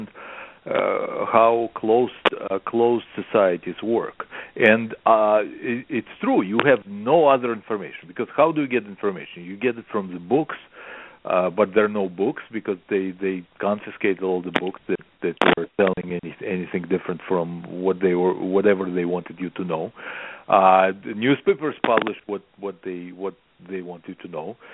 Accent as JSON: {"language": "English", "region": "Moscow", "country": "Russia", "tie": "born or raised there", "second_language": "English", "moved": "as an adult", "lives_now": "United States", "said": "we had the newspapers glued to the stands in Russia when I was growing up."}